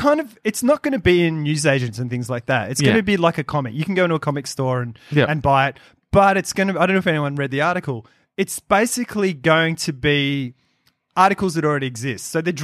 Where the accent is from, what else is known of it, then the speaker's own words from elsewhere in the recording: Australia; I'm from Australia. Don't let anyone say I'm not from Australia, because I'm from Australia.